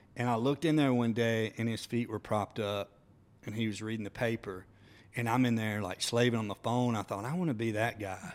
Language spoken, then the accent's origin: English; Demopolis, Alabama, United States; moved away; growing up in Demopolis was awesome